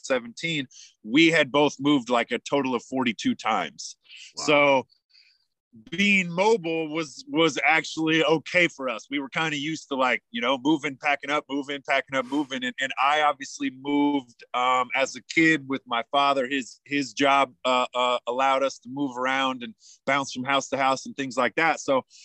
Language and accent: English; Yankton, South Dakota, United States; born there; now in Tucson, United States; I'm currently in the Tucson desert, so it might be a little skippy as the internet is not perfect here, but we'll get through the whole podcast. I was actually born in Yankton, South Dakota